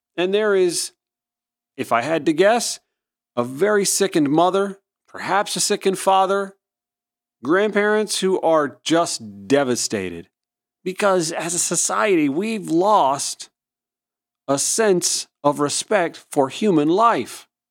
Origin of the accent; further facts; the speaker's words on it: Augusta, Georgia, United States; also born or lived in Atlanta; my hometown out in Augusta, Georgia